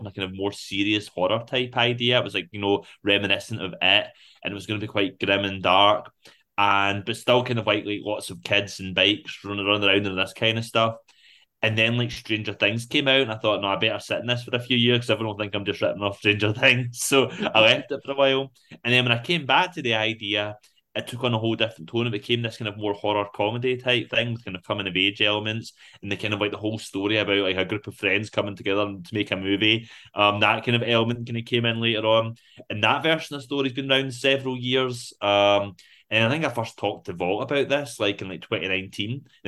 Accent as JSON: {"language": "English", "town": "Rutherglen", "region": "Scotland", "country": "United Kingdom", "tie": "born or raised there", "also_born_or_lived": "Glasgow", "said": "I grew up in Rutherglen"}